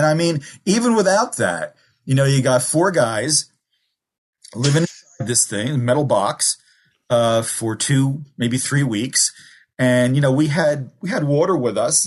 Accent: Newark, New Jersey, United States; also born or lived in Kearny, New Jersey / Germany; I grew up in the Ironbound section of Newark and then Kearny, New Jersey

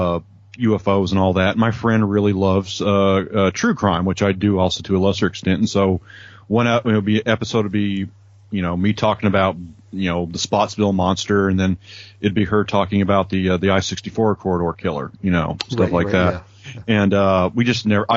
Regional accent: Kentucky, United States; I'm from Kentucky.

